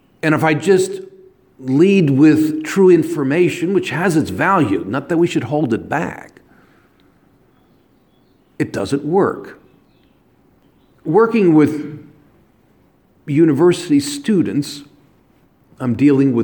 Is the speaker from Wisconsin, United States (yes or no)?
no; New York area, United States; I came from the New York area